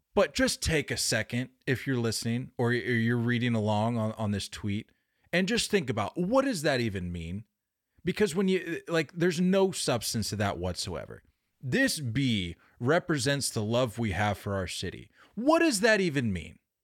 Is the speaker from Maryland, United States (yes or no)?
yes; Baltimore, Maryland, United States; born or raised there; moved away